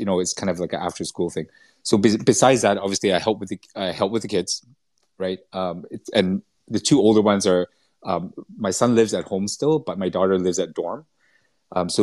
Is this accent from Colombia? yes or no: no; Vancouver, British Columbia, Canada; moved away as an adult; also born or lived in Singapore / Malaysia; I was brought up in Vancouver in Canada